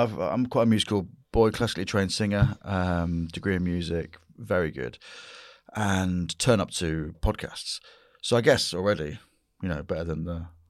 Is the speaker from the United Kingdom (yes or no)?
yes; the north of England, United Kingdom; Northern. That's what this Saxon is.